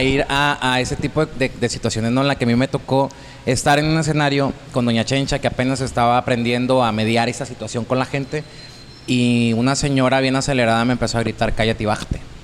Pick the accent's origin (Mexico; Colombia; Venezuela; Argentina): Mexico; Santo Domingo, Baja California Sur; soy de Santo Domingo, California Sur, siempre me gusta decirlo, soy de ese pueblito.